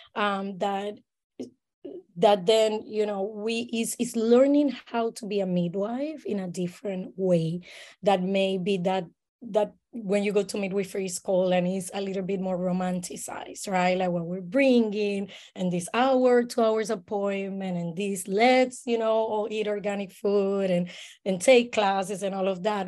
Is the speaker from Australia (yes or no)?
no; Puerto Rico; moved away as an adult; now in Saint Petersburg, United States; I am born and raised in Puerto Rico